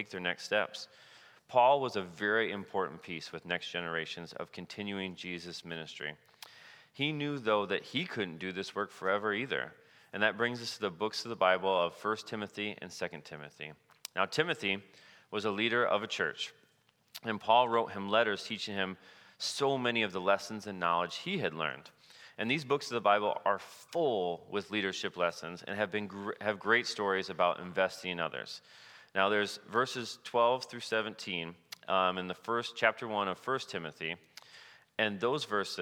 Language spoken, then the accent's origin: English; Cedar Falls, Iowa, United States; I grew up in Cedar Falls, and during my junior year in high school, I started taking some steps in my faith life.